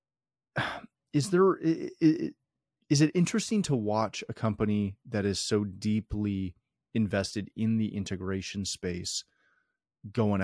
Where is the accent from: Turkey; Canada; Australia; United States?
Canada; as the Canadian of the show